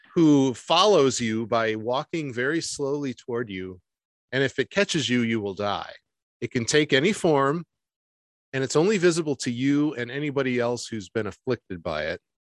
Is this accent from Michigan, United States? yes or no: yes; Michigan, United States; moved away as an adult; also born or lived in Detroit; I'm from Michigan